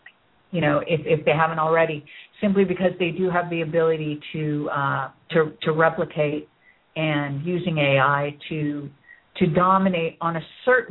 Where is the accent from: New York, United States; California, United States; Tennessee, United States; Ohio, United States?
California, United States; Bay Area; I grew up in the Bay Area, where Apple Computer was, you know, kind of created